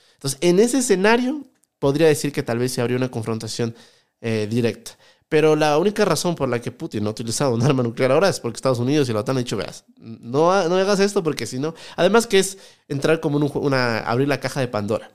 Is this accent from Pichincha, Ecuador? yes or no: yes; Quito, Pichincha, Ecuador; also born or lived in France; yo soy de acá, de Ecuador, de Quito